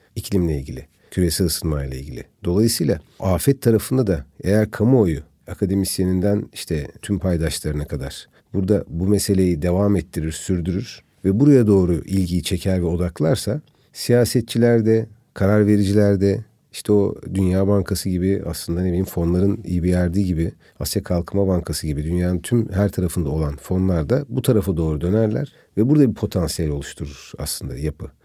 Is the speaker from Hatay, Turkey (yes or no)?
yes; Antakya, Hatay, Turkey; ben tabii bölge insanıyım yani bir Antakyalıyım bir Hataylıyım.